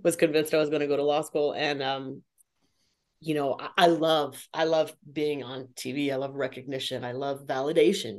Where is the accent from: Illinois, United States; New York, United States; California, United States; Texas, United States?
California, United States; San Jose; now in Las Vegas, United States; I was born and raised in San Jose, California, now living in Las Vegas, Nevada